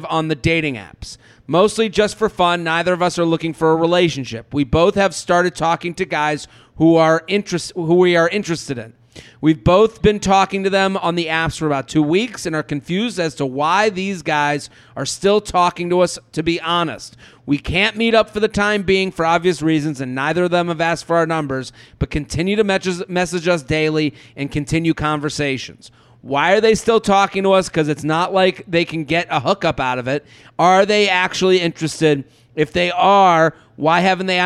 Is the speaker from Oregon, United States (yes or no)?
no; outside of Boston, Massachusetts, United States; I grew up outside of Boston. Like in the suburbs